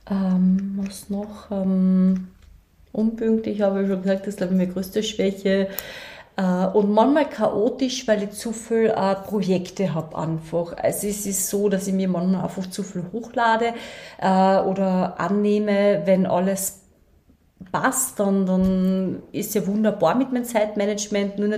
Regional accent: Klagenfurt, Carinthia, Austria; nein, ich bin da aufgewachsen in Klagenfurt, ähm, aber ich habe sechs Geschwister.

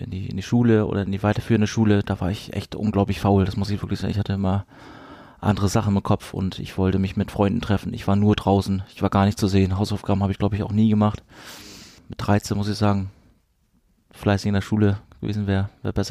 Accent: Rostock, Mecklenburg-Vorpommern, Germany; Aber wir sind so geprägt von diesem Stadion, von dieser Atmosphäre Hansa Rostock, in, in meiner Heimat

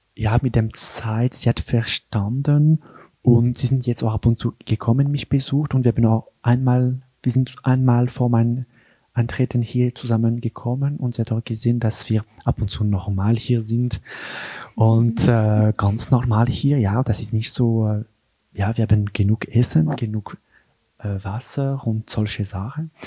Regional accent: Geneva, Switzerland; German is a second language; moved away as an adult; now in Einsiedeln, Switzerland; ich bin äh, in Genf geboren und aufgewachsen in eine ganz normale Familie

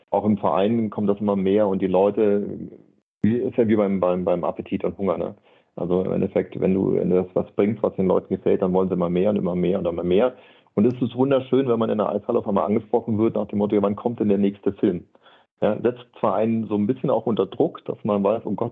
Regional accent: Berlin, Germany; am Sonntagnachmittag in Berlin, ich bin in Berlin groß geworden, habe mir die Zeitung genommen

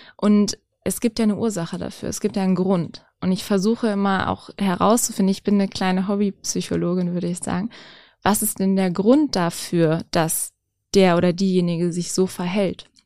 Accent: near Gifhorn, Lower Saxony, Germany; in der Nähe von meiner Heimat

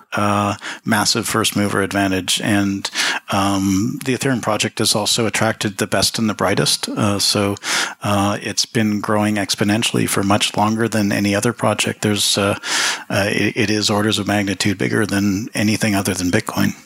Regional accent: Toronto, Ontario, Canada; moved away; also born or lived in Jamaica / Switzerland / New York; I grew up in Toronto.

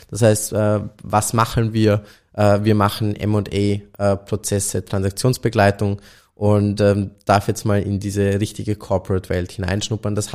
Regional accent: Austria; auch wenn wenn es jetzt als Österreicher fast äh

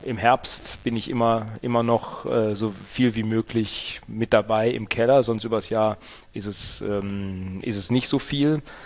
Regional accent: Ruhr area, North Rhine-Westphalia, Germany; moved away; ich komme ja ursprünglich aus dem Ruhrgebiet

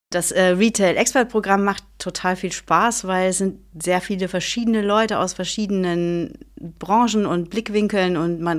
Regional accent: Rhineland, Germany; born there; Äh, meine Eltern kommen eigentlich ursprünglich aus Niedersachsen. Ich bin aber im Rheinland geboren

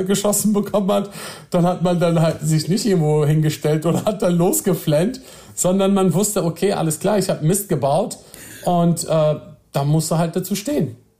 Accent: Nordhorn, Lower Saxony, Germany; moved away as an adult; also born or lived in Osnabrück; now in Berlin, Germany; wir haben äh, in Nordhorn gewohnt. Das ist so eine kleine, süße kleine Stadt an der holländischen Grenze. Ja. Und äh, dort bin ich zur Schule gegangen, dort bin ich groß geworden

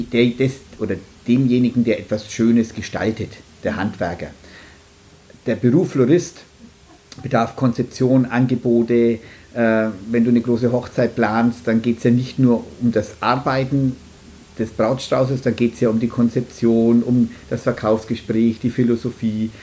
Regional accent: Nuremberg, Bavaria, Germany; komme aus Nürnberg

